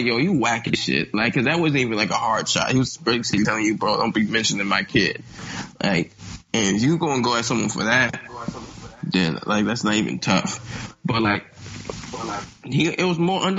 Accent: Capitol Heights, Maryland, United States; also born or lived in Kentland, Maryland; I'm from Kentland. I was raised in Capitol Heights.

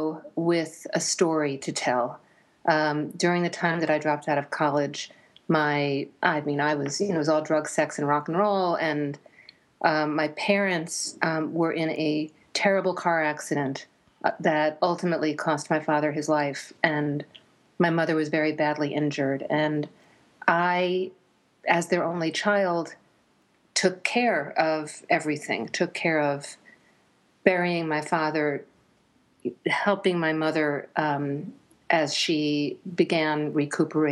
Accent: suburban New Jersey, United States; also born or lived in New York City, United States; I was born in New York City and raised in suburban New Jersey

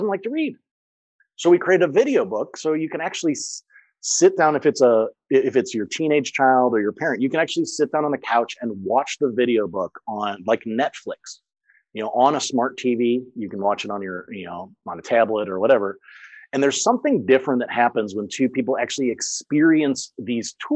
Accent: St. Louis, Missouri, United States; first language English; moved away as an adult; also born or lived in France / Germany; I grew up in St. Louis.

